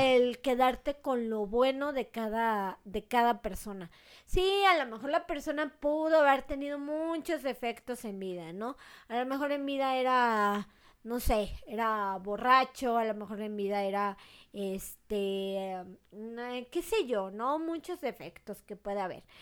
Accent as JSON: {"language": "Spanish", "country": "Mexico", "said": "yo también como mexicana, o sea, crecí, por ejemplo, pues con todo eso, ¿no? Desde niña iba a la feria del alfeñique"}